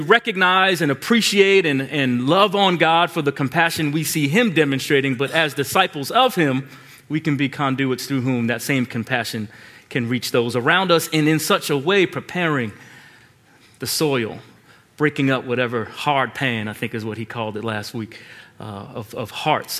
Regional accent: Long Island, New York, United States; moved away; I grew up in Long Island

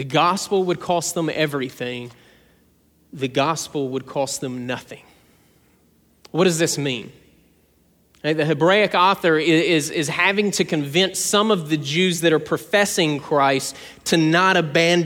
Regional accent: South Georgia, United States; I'm from South Georgia

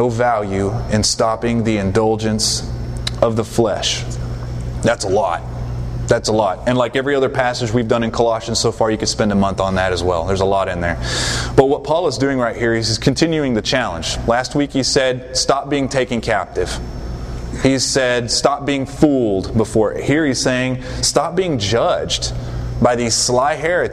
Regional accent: the South, United States; I just know from being in the South, growing up in the South, and living here

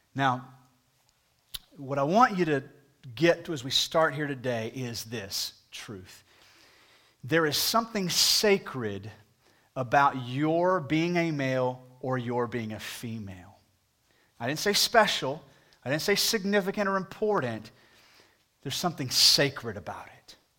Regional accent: United States; as an American

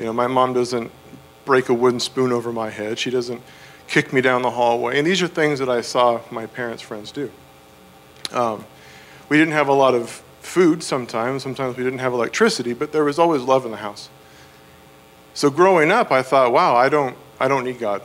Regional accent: West Coast, United States; now in Virginia, United States; I am from the West Coast

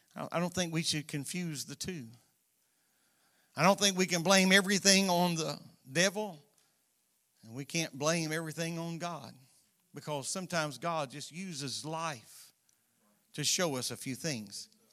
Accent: Florida, United States; both of us been born and raised in Florida

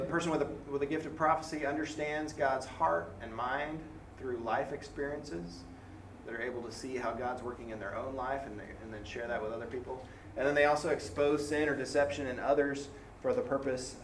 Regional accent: San Antonio, Texas, United States; moved away as an adult; also born or lived in Augusta, Georgia / Jackson, Mississippi; I grew up in San Antonio, which is a very diverse

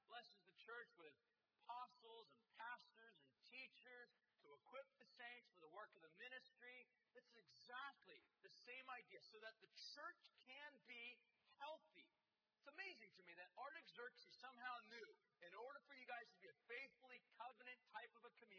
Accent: United States; as American people

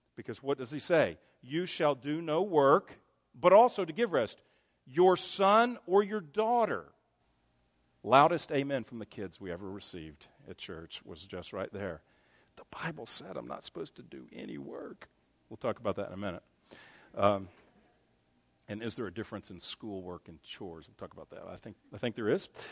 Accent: Texas, United States; I grew up in Texas

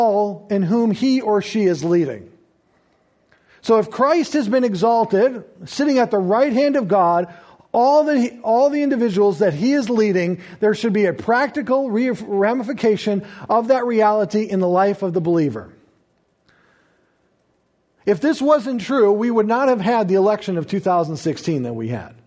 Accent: United States; I enjoy being an American and proud of it

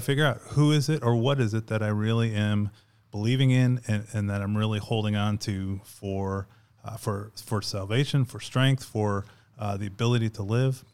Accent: outside of Chicago, Illinois, United States; moved away as an adult; also born or lived in Arizona / South Carolina; I grew up outside of Chicago

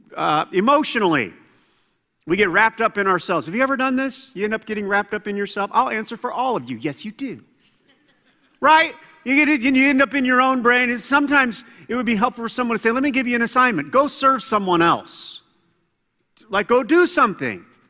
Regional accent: Fort Wayne, Indiana, United States; moved away; Fort Wayne. That's my hometown

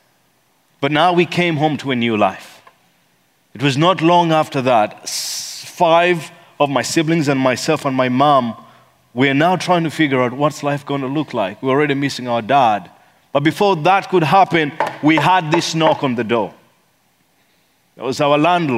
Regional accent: Kampala, Central Region, Uganda; also born or lived in eastern Uganda; I come from Kampala, Uganda.

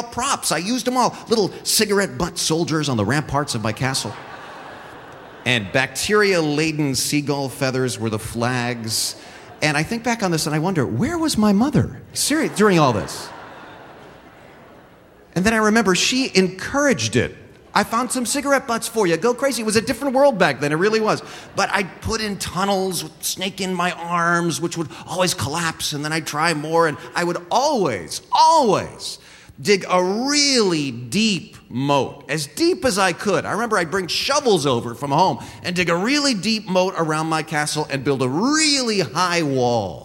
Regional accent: San Jose, California, United States; we grew up on the Las Gatas side of San Jose

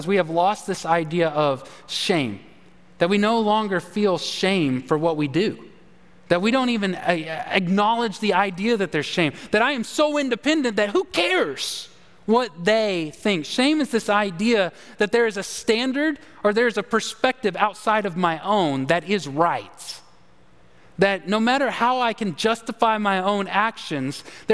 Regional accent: Texas, United States; moved away; I'm a Longhorn. I'm a Texan

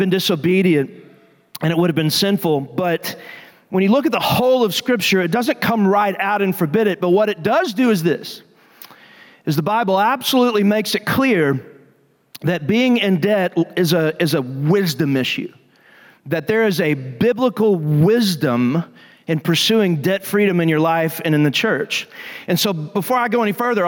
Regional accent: Athens, Texas, United States; I grew up in First Baptist Church of Athens, Texas

